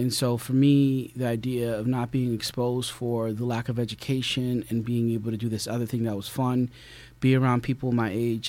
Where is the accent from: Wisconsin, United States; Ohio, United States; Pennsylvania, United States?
Pennsylvania, United States; Philadelphia; I grew up in Philadelphia